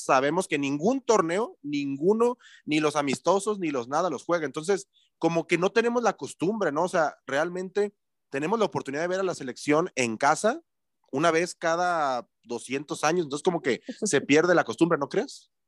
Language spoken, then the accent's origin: Spanish; Mexico; uno como aficionado mexicano ha perdido el arraigo